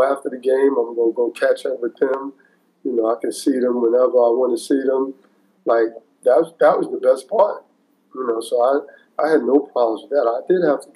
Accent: New York City, New York, United States; I'm from New York. I'm from the playgrounds.

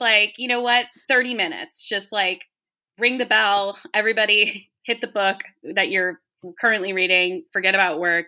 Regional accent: Virginia, United States; I grew up in Virginia.

